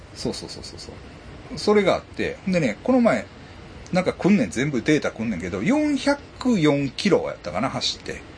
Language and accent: Japanese; Ashiya, Hyogo, Japan; うちの実家